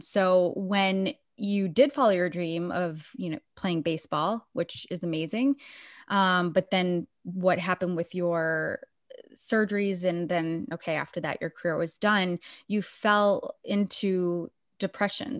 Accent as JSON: {"language": "English", "town": "Biddeford", "region": "Maine", "country": "United States", "tie": "born or raised there", "said": "the same town that I was born and raised"}